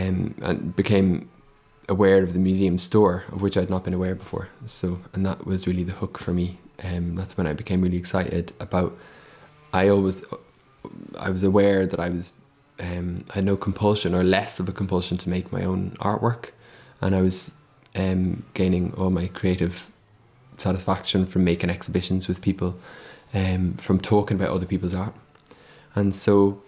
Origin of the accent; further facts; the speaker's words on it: Dublin, Leinster, Ireland; moved away as an adult; now in Scotland, United Kingdom; I came from Dublin to study at art school in Dundee. …, and I've been in Scotland since then